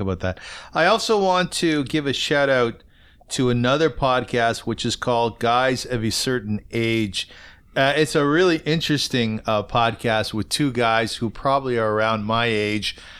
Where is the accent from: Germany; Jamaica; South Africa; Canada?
Canada; Kitchener, Ontario; I grew up in Kitchener